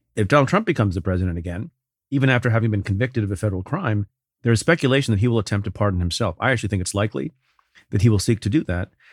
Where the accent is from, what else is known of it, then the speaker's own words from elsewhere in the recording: New York, United States; that governor in my home state, Kathy Hochul